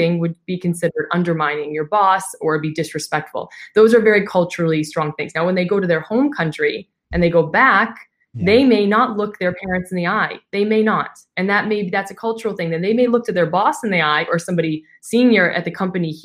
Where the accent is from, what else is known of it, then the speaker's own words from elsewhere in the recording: United States; now in Dubai, United Arab Emirates; as an American